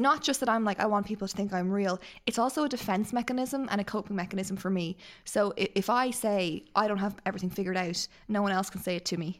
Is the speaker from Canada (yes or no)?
no; Ireland